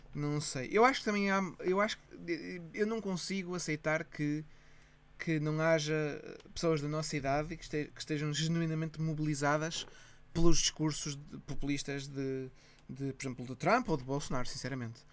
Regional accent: Ponte da Barca, Viana do Castelo, Portugal

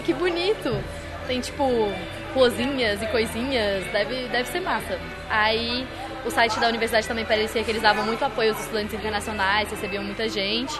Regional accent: Brasília, Federal District, Brazil; moved away as an adult; now in Porto, Portugal; eu sou de Brasília, a capital do Brasil

